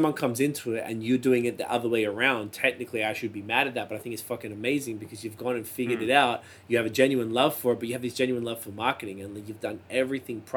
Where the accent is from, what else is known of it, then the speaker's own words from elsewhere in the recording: Australia; now in Ontario, Canada; my whole life in Australia